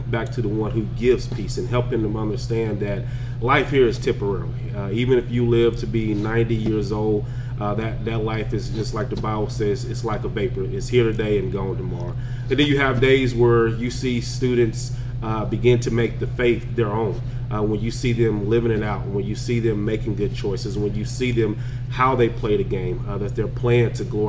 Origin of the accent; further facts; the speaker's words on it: Lockhart, Texas, United States; moved away as an adult; also born or lived in Wichita Falls, Texas; I'm born in the big city of Lockhart, Texas